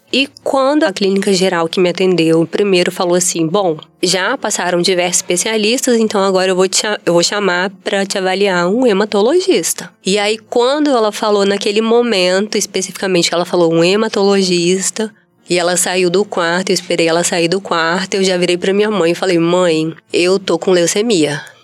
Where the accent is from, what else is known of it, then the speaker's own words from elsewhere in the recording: Vitória, Espírito Santo, Brazil; sou daqui do Espírito Santo mesmo, nasci em Vitória, né? Natural de Vitória. Cresci e estudei em, em Vitória, em escolas públicas